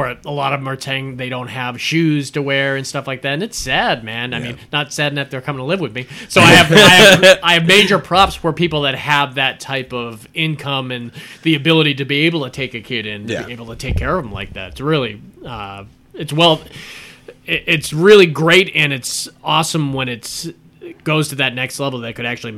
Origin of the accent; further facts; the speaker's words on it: Florida, United States; I remember when this came out because we're from Florida, so we knew about Arlene Wuornos when it came out.